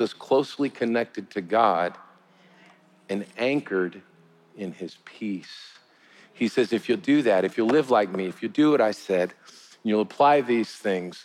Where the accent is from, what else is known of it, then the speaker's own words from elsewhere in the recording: United States; as an American